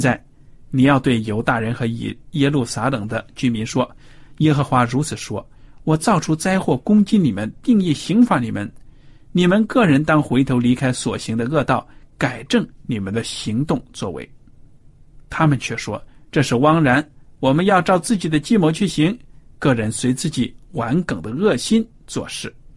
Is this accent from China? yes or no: yes; China; 我们中国人